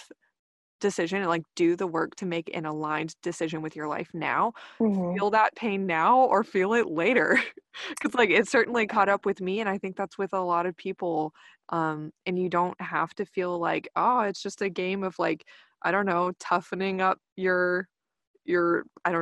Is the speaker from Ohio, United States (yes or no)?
no; Texas, United States; growing up in Texas and the Bible Belt